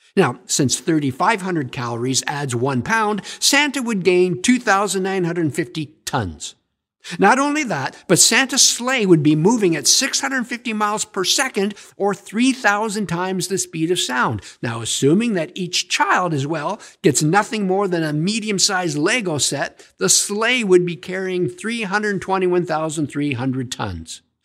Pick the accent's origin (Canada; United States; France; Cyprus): Canada; Stratford, Ontario; I was raised in Stratford, Ontario